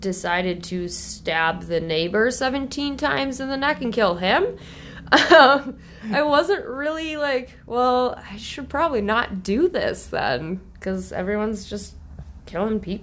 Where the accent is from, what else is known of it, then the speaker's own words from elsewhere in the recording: Coon Rapids, Minnesota, United States; moved away as an adult; born in Coon Rapids. Grew up in Coon Rapids. Just finally moved out of Coon Rapids